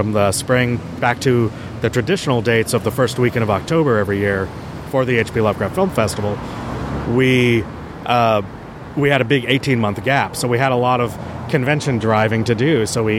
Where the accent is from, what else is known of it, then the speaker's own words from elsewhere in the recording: San Diego, California, United States; I grew up in San Diego, so KTLA 5.